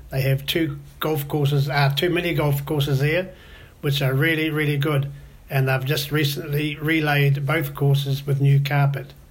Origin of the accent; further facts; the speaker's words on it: Auckland, New Zealand; I'm from Auckland in New Zealand.